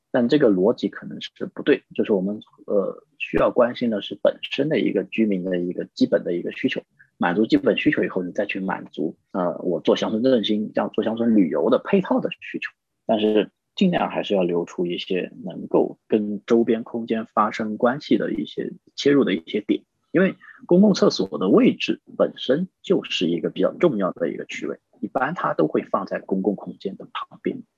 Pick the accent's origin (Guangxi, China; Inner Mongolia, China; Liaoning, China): Guangxi, China; a county town in Guilin; moved away; 我的老家，就是在桂林的一个县城，我们那时候就上过焦点访谈